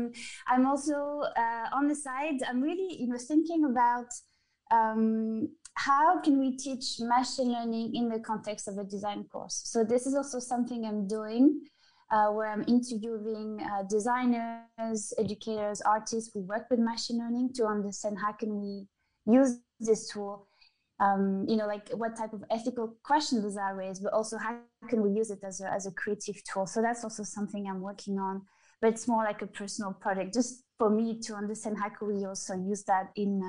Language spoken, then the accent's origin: English; Geneva, Switzerland; And then I came back to Geneva because this is where I'm from. I mean, I'm from the French border, but mm-hmm. right at the border.